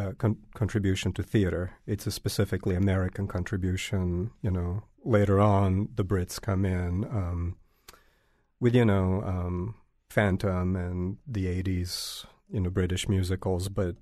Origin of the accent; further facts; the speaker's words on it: Belgrade, Serbia; now in United States; Yeah, I was born in Belgrade and the families from all over the country.